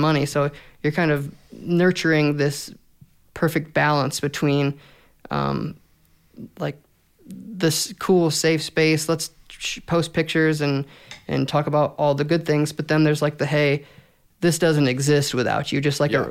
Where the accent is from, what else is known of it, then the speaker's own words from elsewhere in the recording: Fort Wayne, Indiana, United States; born and raised Fort Wayne, Indiana